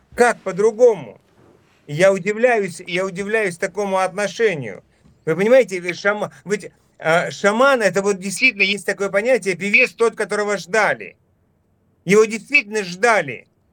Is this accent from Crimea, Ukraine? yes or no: no; Dnipro, Dnipropetrovsk Oblast, Ukraine; moved away as an adult; also born or lived in Kharkiv, Ukraine / Enerhodar, Ukraine; я, например, там вот родился и вырос на Украине. И прожил там много, 33 э, э, года своей жизни. Учился в Харькове, родился в Днепропетровске